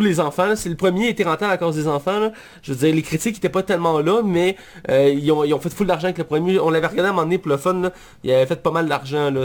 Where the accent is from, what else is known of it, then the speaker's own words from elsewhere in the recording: Quebec, Canada; je suis québécois.